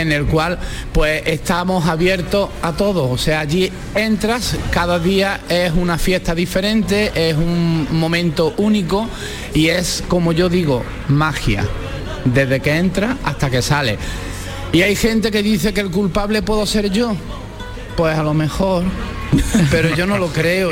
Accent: Málaga, Andalusia, Spain; soy malagueño

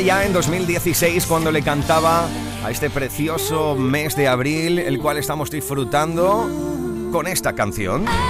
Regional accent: Andalusia, Spain; nuestra forma de hablar, para nuestra forma de ser, de sentir, de pensar, de hacer, de vivir

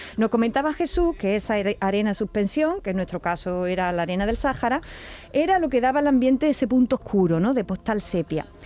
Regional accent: Andalusia, Spain; quienes somos de Andalucía

